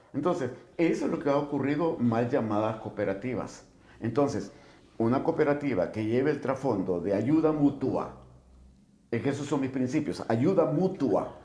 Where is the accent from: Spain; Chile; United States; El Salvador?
El Salvador; el salvadoreño, como salvadoreño, nos desenvolvemos